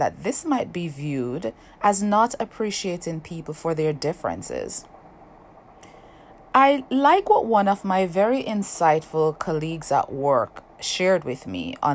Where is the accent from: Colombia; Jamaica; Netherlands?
Jamaica; moved away as an adult; now in United States; here I was growing up in Jamaica, where I'm part of the majority